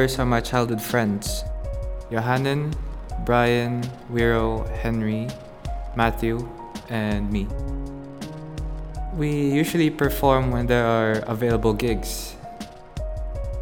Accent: Macau; I'm from Macau, born and raised.

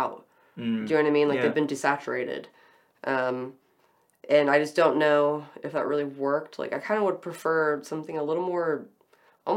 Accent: United States; as an American

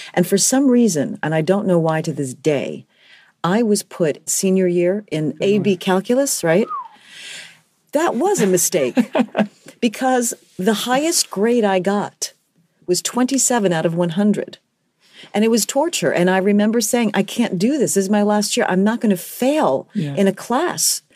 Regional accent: New York City, New York, United States; I am from the Bronx, mm-hmm. grew up in the Bronx, educated completely in the Bronx, and I still live in New York City

